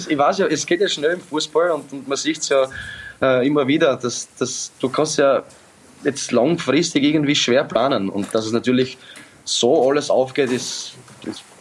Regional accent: Austria; born there; Ich bin aber ja in Österreich geboren

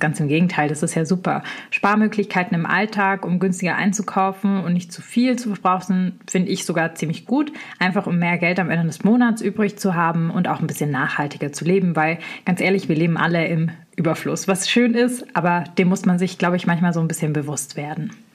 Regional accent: Swabia, Baden-Württemberg, Germany; im Schwabenländle, wo ich herkomme

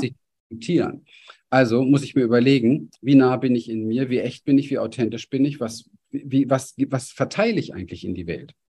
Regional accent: Berlin, Germany; ich bin in Berlin an der Mauer aufgewachsen, in einem sehr armen Viertel.

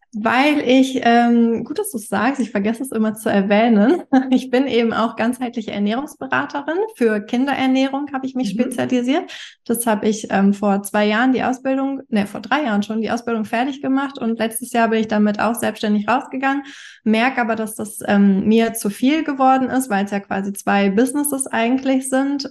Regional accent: Hamburg, Germany; Ich komme aus Hamburg.

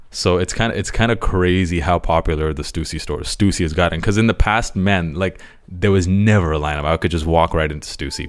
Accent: Toronto, Ontario, Canada; I grew up, m, spent most of my childhood in Toronto

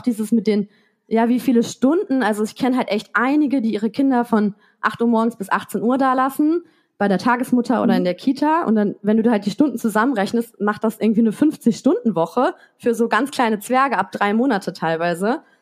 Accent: Germany; moved away as an adult; also born or lived in Paris, France; now in France; als Deutsche

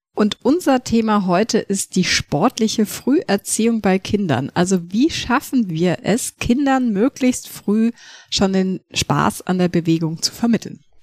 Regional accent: Munich, Bavaria, Germany; ich bin ja in München aufgewachsen

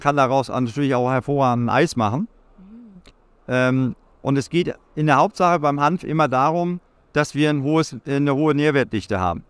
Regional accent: Lüneburg Heath, Lower Saxony, Germany; ich bin äh, gebürtig aus der Lüneburger Heide

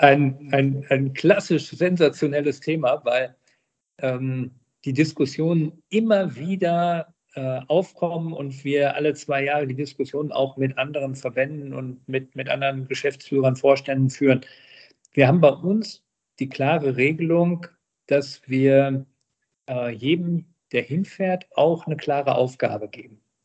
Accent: Herten, North Rhine-Westphalia, Germany; in meiner Heimatstadt Herten, 65.000 Einwohner, dann äh, zum hauptamtlichen Bürgermeister gewählt worden

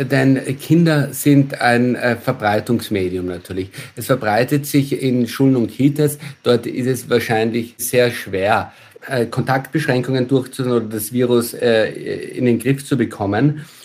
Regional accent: Austria; now in Germany; Also schauen wir ins Nachbarland nach Österreich, mein Heimatland, dann sind dort die Inzidenzen wesentlich höher.

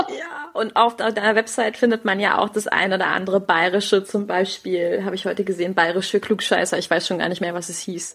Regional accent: Rhineland, Germany; accent: Rhenish; Wenn, wenn ich mit meinem, mit meinem Rheinländisch so um die Ecke komme, es ist halt auch in meinem Herzen drin. Ich bin Rheinländerin

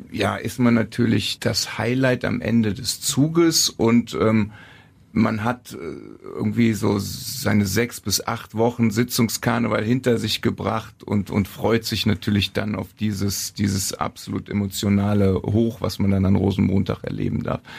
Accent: Cologne, North Rhine-Westphalia, Germany; Ich bin hier im Rechtsrheinischen groß geworden. Ich bin in Köln-Kalk zur Schule gegangen.

